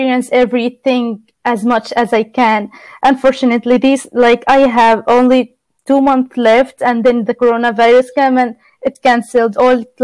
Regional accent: Gaza City, Gaza Strip, Palestine; moved away as an adult; now in Evansville, United States; I'm from Palestine, Gaza City.

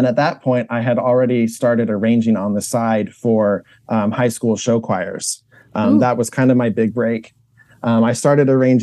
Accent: Indianapolis, Indiana, United States; I grew up in Indianapolis

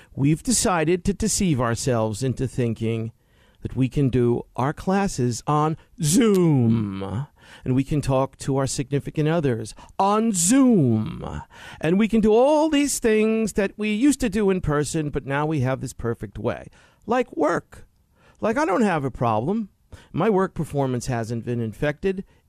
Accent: New York City, New York, United States; moved away; I grew up in Queens in the sixties.

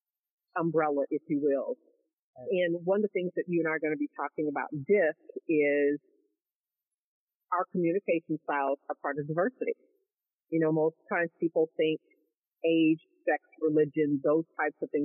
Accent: Kansas City, United States; moved away as an adult; now in Dallas-Fort Worth, United States; born and raised in Kansas City

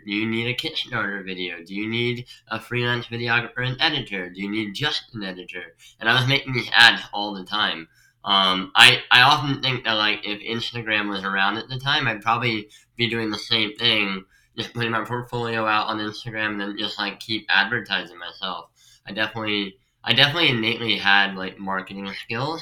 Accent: Pennsylvania, United States; moved away as an adult; also born or lived in Staten Island, New York; now in New York, United States; I'm from Pennsylvania

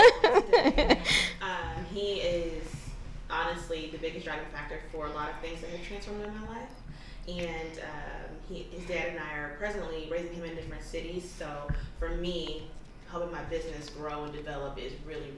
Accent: Cincinnati, Ohio, United States; moved away as an adult; also born or lived in Akron / Cleveland / Columbus / Mansfield; I'm originally from Cincinnati. I attended the School for Creative and Performing Arts

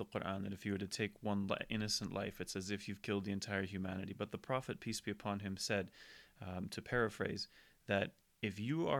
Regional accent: United Kingdom; Like, I'm British. I'm actually French as well.

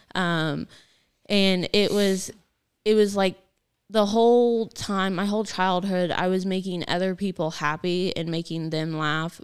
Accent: Gilman, United States; I grew up in Gilman

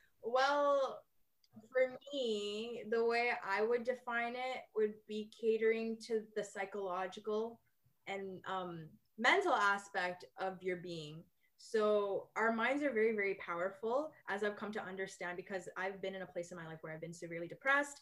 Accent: Liberia; also born or lived in Alberta, Canada; now in Vancouver, Canada; I'm from Liberia, West Africa

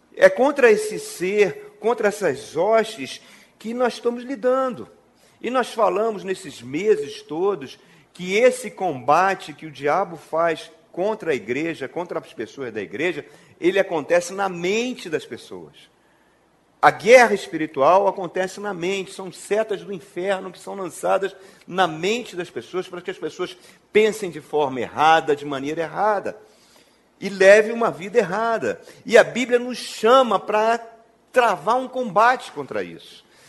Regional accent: Brazil; now in Brasília, Brazil; quando era criança lá na Penha

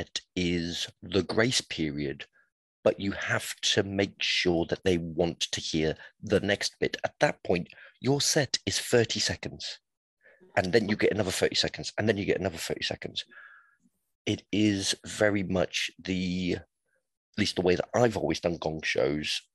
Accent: Portsmouth, South East England, United Kingdom; I'm from Portsmouth and surrounded by the Navy

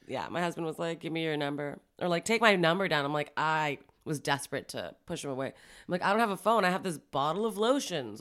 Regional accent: Toronto, Ontario, Canada; also born or lived in Montreal; I was born in Montreal. I moved here when I was about seven or eight. here being Toronto

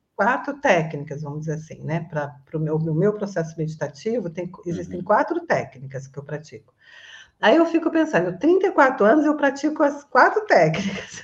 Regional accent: Resende, Rio de Janeiro, Brazil; moved away as an adult; now in Florianópolis, Brazil; eu sou originalmente de Resende, Rio de Janeiro, eu estou morando em Floripa

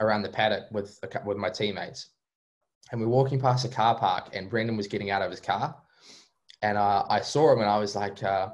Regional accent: New Zealand; being a New Zealander

